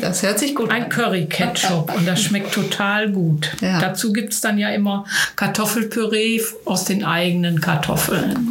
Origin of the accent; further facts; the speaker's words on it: Billerbeck, North Rhine-Westphalia, Germany; ich komme aus Billerbeck